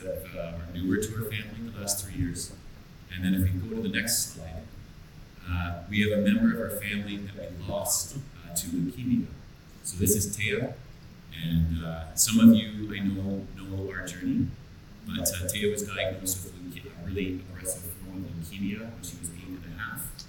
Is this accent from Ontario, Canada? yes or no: no; White Rock, British Columbia, Canada; I'm from White Rock, opposite coast